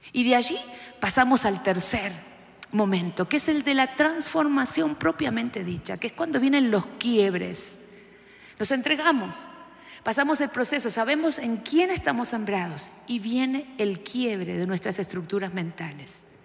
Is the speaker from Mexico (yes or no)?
no; Argentina